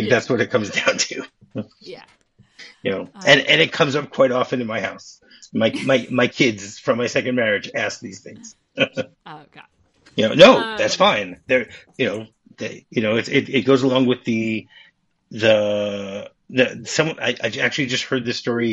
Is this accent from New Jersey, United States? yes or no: no; Detroit, Michigan, United States; Detroit, my hometown